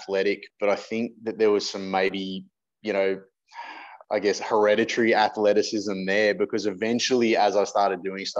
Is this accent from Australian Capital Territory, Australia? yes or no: no; Penrith, New South Wales, Australia; Born and raised in Penrith.